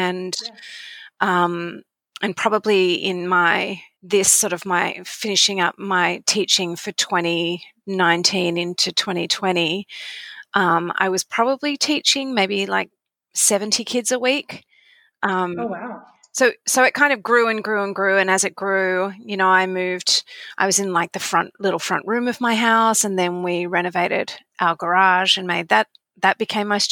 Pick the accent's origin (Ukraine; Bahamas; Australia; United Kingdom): Australia; moved away as an adult; now in Virginia, United States; I'm an Australian. I've been living in Virginia